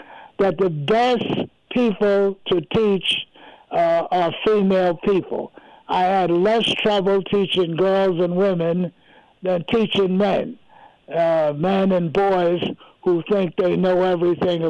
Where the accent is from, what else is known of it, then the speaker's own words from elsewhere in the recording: New York City, New York, United States; where I grew up in New York, I grew up in an area what they call now Sugar Hill